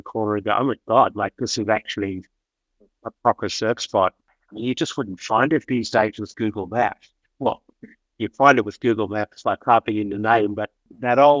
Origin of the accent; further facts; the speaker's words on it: Perth, Western Australia, Australia; moved away as an adult; now in Margaret River, Australia; I'm from Perth, being there in a little town called Mother River for a lot of my adult life